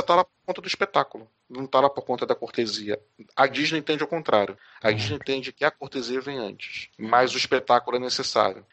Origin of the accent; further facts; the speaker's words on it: Rio de Janeiro, Brazil; moved away as an adult; now in São Paulo, Brazil; eu morava no Rio de Janeiro, eu sou carioca, mas eu moro hoje em São Paulo